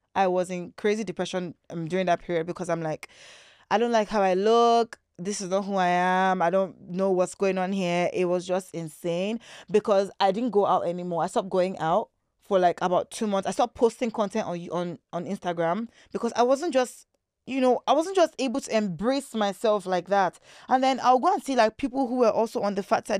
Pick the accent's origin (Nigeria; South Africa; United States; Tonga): Nigeria; Lagos; also born or lived in British Columbia, Canada; I was born in Lagos here in Nigeria, in Nigeria